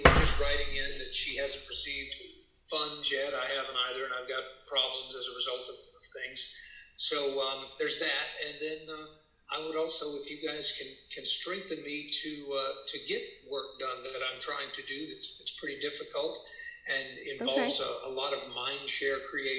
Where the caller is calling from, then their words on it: Austin, Texas, United States; Hi, I'm in Austin, Texas.